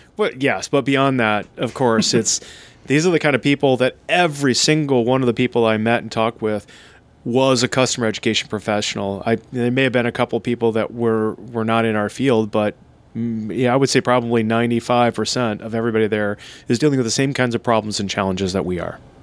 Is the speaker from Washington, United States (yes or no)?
yes; Seattle, Washington, United States; here in my hometown of uh, Seattle, Washington